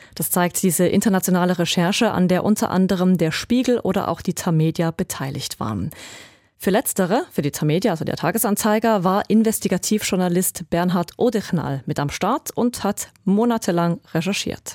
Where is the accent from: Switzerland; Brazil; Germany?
Switzerland; bei uns in der Schweiz